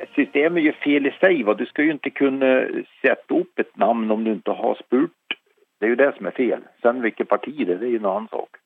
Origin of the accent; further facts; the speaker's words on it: Sørlandet, Norway; Jeg er oppvokst på Sørlandet